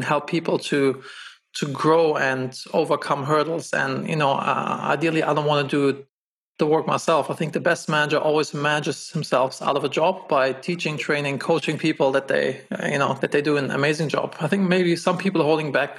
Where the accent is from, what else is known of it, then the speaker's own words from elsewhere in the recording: Germany; moved away as an adult; also born or lived in Los Angeles, United States; I'm originally from Germany